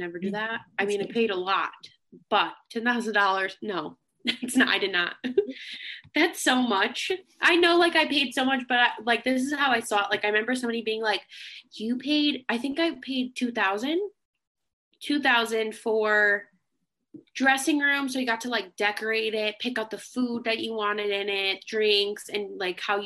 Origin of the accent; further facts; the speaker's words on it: Connecticut, United States; I'm from Connecticut